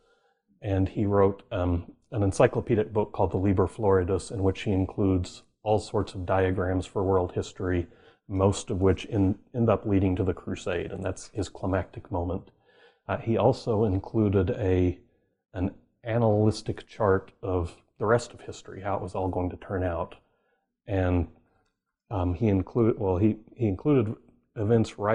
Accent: Oklahoma, United States; I grew up in Oklahoma

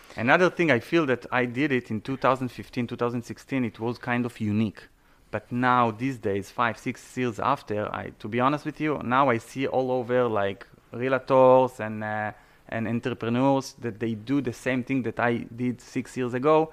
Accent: Israel; English is a second language; moved away as an adult; also born or lived in Canada; now in South Florida, United States; I was born and raised in Israel

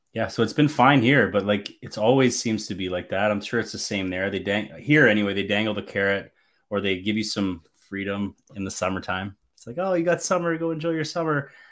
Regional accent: Canada; as a Canadian boy

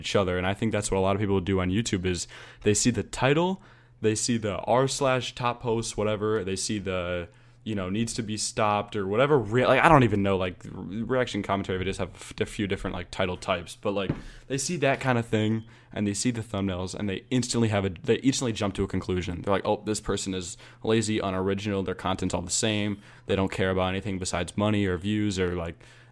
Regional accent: United States; I'm American

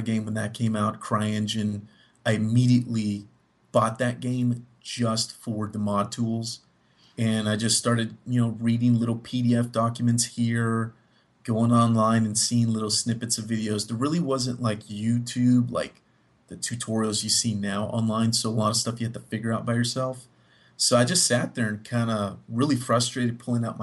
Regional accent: Miami, Florida, United States; moved away as an adult; now in Texas, United States; I'm from Miami

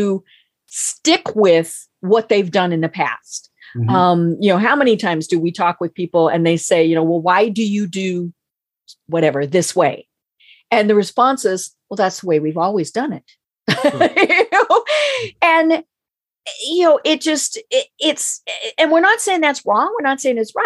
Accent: Colorado, United States; moved away; I'm from Colorado

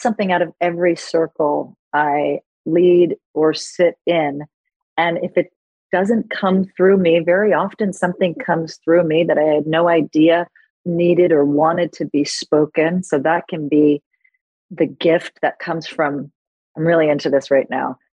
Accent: New York City, New York, United States; moved away; also born or lived in Los Angeles; I grew up in New York City and I was a trained actress

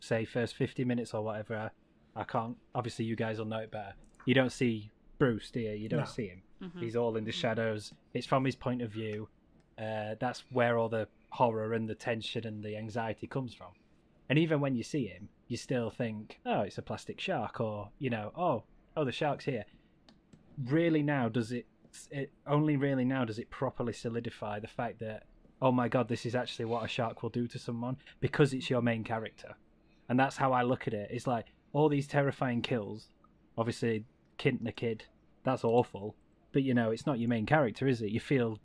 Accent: England, United Kingdom; we're from England.

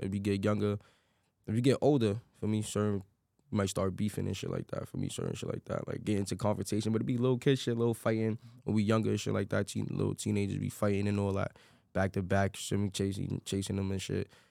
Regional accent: New York City, New York, United States; Grew up in the Bronx

